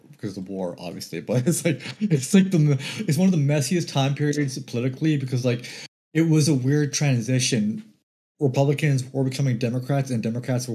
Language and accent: English; Canada; we're Canadians